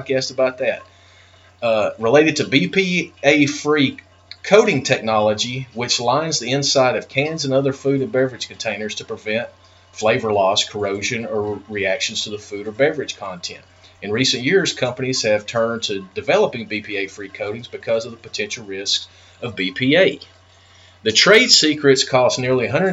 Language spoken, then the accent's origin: English; United States; I'm an American